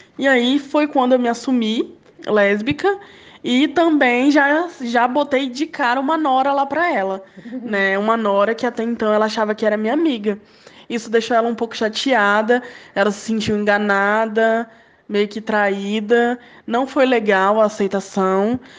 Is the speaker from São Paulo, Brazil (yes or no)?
no; Aracruz, Espírito Santo, Brazil; moved away as an adult; also born or lived in Vitória; now in Vila Velha, Brazil; voltar para minha cidade natal, para casa da minha mãe, lá em Aracruz